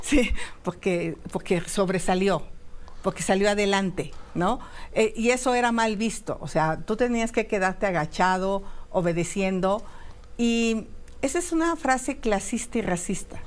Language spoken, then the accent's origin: Spanish; Mexico